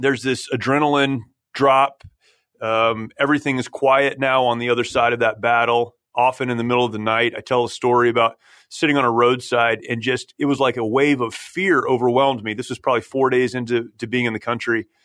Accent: San Jacinto, California, United States; that's where I grew up, uh, about fifteen minutes from here

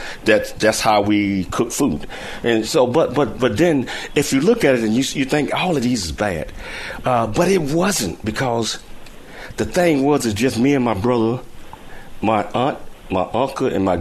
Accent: Chattanooga, Tennessee, United States; also born or lived in Alabama; I grew up in Chattanooga

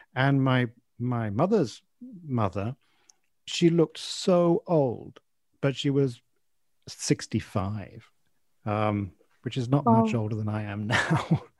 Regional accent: England, United Kingdom; also born or lived in Malaysia; we moved to from Malaysia to England uh, when I was about five years old

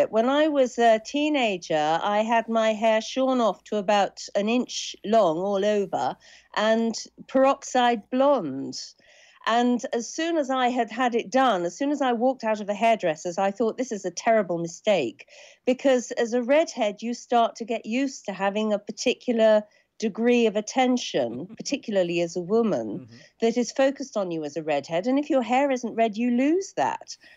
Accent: Suffolk, East of England, United Kingdom; But I grew up in Suffolk like …. I went to a small village school like ….

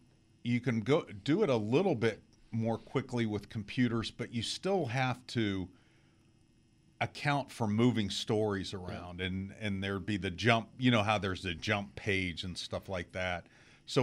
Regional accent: Columbus, Ohio, United States; I'm an Ohio State graduate, and I grew up in Columbus and went to Ohio State games as a kid.

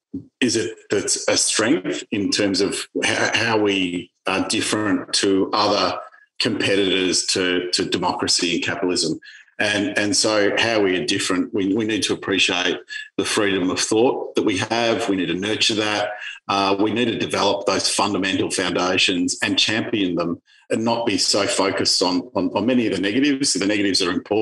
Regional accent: Melbourne, Victoria, Australia; I grew up luckily in Hawthorne, lucky enough to grow up in leafy Hawthorne in Melbourne

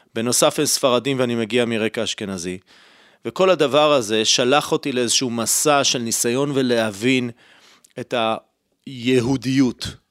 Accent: Holon, Tel Aviv District, Israel; נולדתי וגדלתי בישראל, במשפחה ציונית, חילונית, בחולון

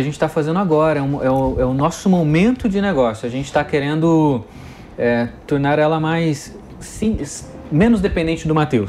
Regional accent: Brazil; nós somos brasileiros, a gente está acostumado com essa sobrevivência

